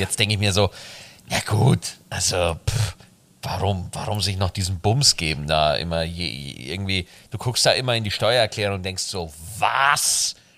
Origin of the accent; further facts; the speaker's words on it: Bavaria, Germany; bei uns in Bayern